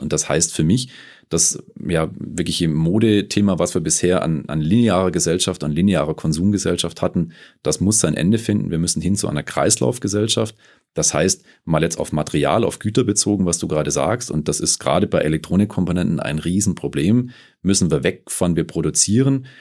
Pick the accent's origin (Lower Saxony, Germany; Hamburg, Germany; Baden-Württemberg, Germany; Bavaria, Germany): Baden-Württemberg, Germany; Stuttgart; moved away as an adult; now in Munich, Germany; komme ursprünglich aus Stuttgart, bin äh, mittlerweile seit 2008 hier in München zu Hause